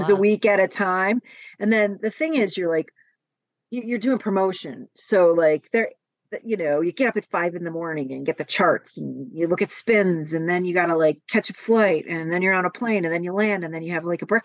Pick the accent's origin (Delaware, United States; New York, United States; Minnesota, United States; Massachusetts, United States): New York, United States; Buffalo; moved away as an adult; now in Los Angeles, United States; I was born in Buffalo